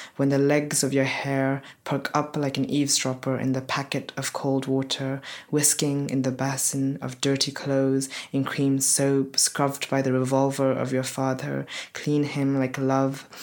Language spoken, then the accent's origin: English; Oxford, South East England, United Kingdom; also born or lived in Nepal; I'm originally from Nepal, um, but I grew up in Oxford